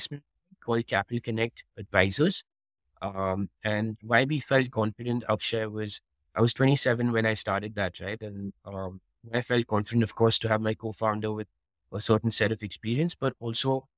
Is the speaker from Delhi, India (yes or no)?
yes; Delhi, India; moved away as an adult; also born or lived in Singapore; I am Indian, but I am born and brought up in Delhi